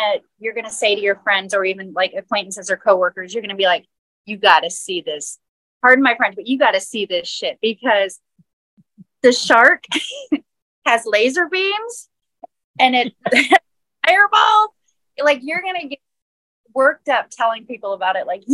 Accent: Florida, United States; I grew up in Florida with gators and swimming pools

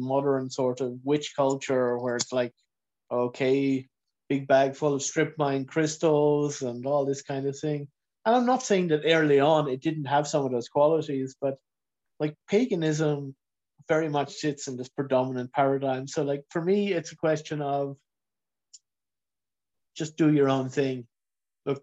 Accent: Kilcullen, Leinster, Ireland; I grew up in County Kildare, sort of shortly outside of Kilcullen

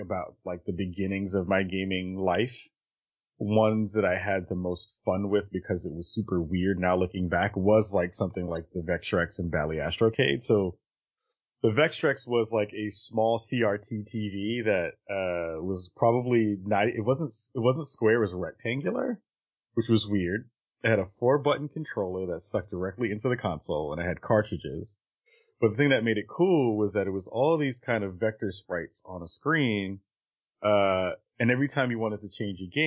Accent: New York City, New York, United States; I grew up in the Bronx in New York in the 80s

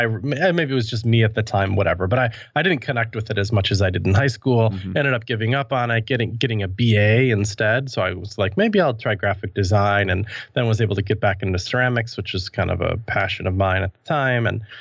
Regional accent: Wisconsin, United States; now in Milwaukee, United States; I grew up in outside of Madison, Wisconsin, and I'm actually, as I sit now, in Milwaukee, Wisconsin, not too far away, although I bounced around the world a little bit.

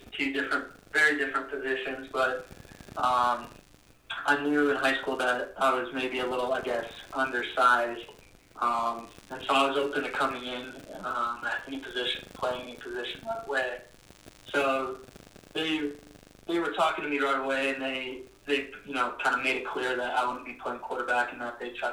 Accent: Loveland, Colorado, United States; moved away as an adult; also born or lived in Laramie, Wyoming; I grew up in Loveland, Colorado, went to Loveland High School

